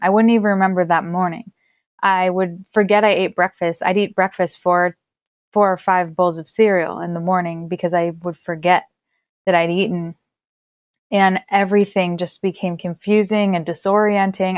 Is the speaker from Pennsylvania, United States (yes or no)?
yes; Pennsylvania, United States; my home state of Pennsylvania